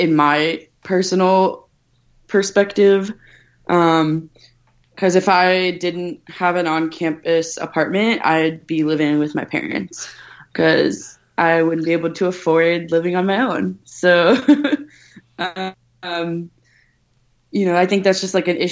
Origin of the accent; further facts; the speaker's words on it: New York City, New York, United States; now in New Jersey, United States; I'm from Staten Island, where it was basically, everyone was, white, Italian, Catholic